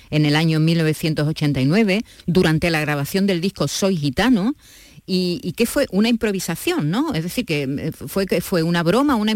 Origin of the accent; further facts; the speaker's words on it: Andalusia, Spain; accent: Andalusian; en el que reivindicaba precisamente nuestro acento, nuestro acento andaluz.